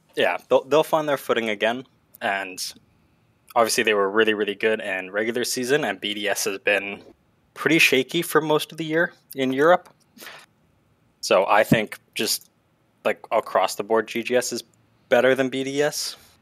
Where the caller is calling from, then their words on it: Southern Ontario, Canada; I'm calling from Southern Ontario, Canada